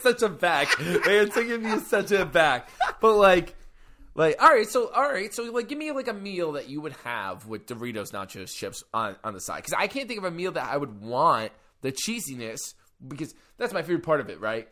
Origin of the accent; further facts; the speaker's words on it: New York, United States; I'm from New York